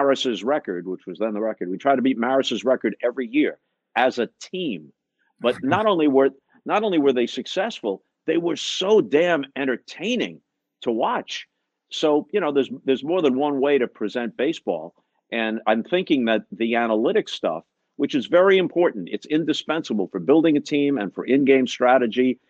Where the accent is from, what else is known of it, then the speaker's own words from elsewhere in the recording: Long Island, New York, United States; I grew up on Long Island listening to Mel Allen and Red Barber